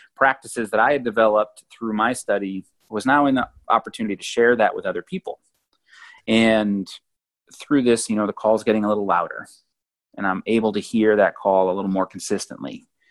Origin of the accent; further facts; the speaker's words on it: New England, United States; moved away as an adult; also born or lived in Oregon / South Carolina; I grew up in New England, and then I traveled and moved to the West Coast, lived in Oregon for a while, and then travel down to South Carolina